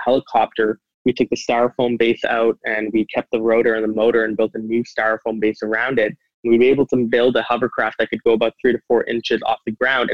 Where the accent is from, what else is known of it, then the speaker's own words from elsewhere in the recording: Calgary, Alberta, Canada; also born or lived in Singapore; So when I moved in about 2004, I was about 7, 8 years old. I moved to Calgary, Alberta.